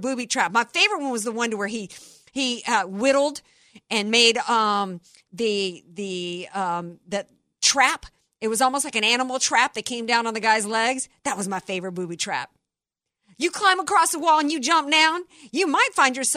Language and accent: English; the South, United States; moved away; I'm growing up in the South, we got them big wood roaches.